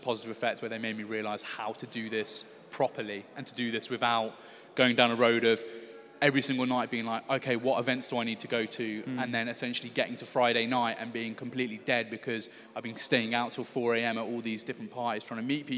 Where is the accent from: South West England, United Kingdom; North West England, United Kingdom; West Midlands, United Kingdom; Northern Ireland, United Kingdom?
West Midlands, United Kingdom; Stourbridge; moved away as an adult; also born or lived in London / Huddersfield; I'm actually from Stourbridge, which is just outside of Birmingham